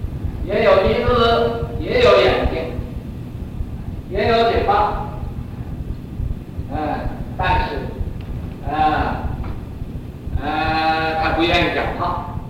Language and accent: Chinese; Northeast China, China; accent: Northeastern Mandarin; 我这也不知道我讲的是国语呀、啊，是东北话。他们有人说我是东北的国语，我又觉得我东北根本没有东北。